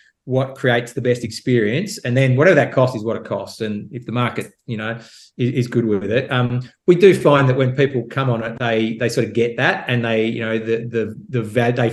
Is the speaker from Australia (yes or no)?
yes; Australia; as an Australian